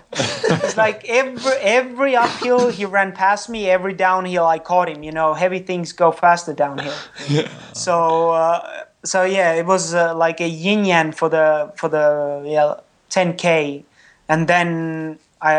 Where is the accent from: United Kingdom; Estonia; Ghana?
Estonia; first language Estonian; English is a second language; my native tongue is not English, it's Estonian